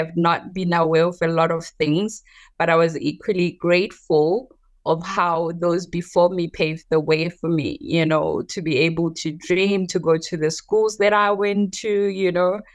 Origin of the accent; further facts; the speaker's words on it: Johannesburg, Gauteng, South Africa; also born or lived in rural South Africa; Yes, I grew up in South Africa. I was partly raised in the rural parts of South Africa, and then we later moved to Johannesburg.